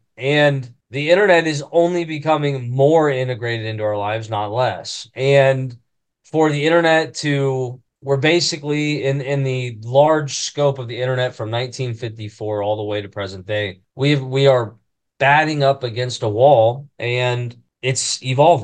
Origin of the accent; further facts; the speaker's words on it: Maineville, Ohio, United States; Come from Mainville, Ohio. I think we got 1,300 people. It's about an hour north of Cincy